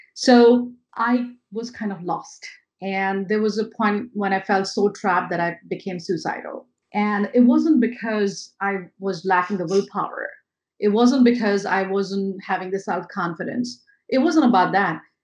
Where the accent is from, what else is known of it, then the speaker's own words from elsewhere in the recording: India; moved away as an adult; now in New York, United States; I'm not born and brought up in America. I'm born and brought up in India